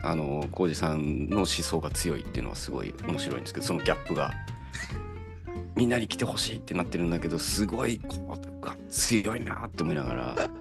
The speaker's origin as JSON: {"language": "Japanese", "region": "Ibaraki", "country": "Japan", "tie": "born or raised there", "said": "僕も茨城出身なんで"}